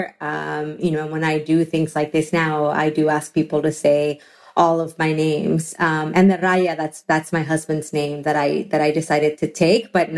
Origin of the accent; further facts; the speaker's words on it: Mexico; now in United States; When I was growing up in Mexico